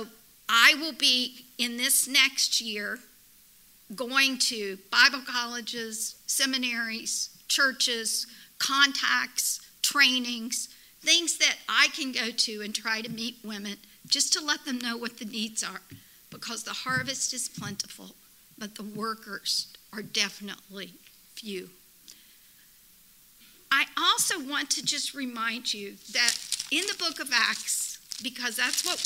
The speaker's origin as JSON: {"language": "English", "country": "United States", "said": "as an American"}